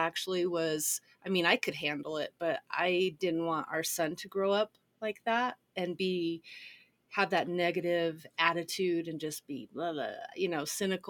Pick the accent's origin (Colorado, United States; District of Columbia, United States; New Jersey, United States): Colorado, United States; I'm a Colorado native as well.